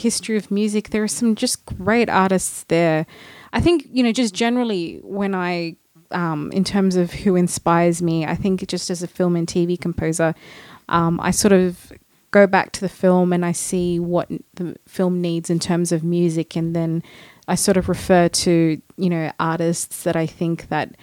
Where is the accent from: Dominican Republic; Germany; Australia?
Australia; Sydney, New South Wales; moved away as an adult; now in Los Angeles, United States; I'm from Australia, Sydney.